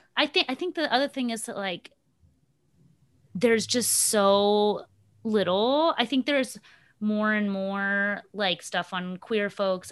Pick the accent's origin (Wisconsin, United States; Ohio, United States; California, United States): Ohio, United States; Upper Arlington; accent: suburban white girl accent; first language English; also born or lived in Mexico; I grew up in Ohio. Like, what are you talking about? Do you mean, like, my Upper Arlington suburb, that was my suburb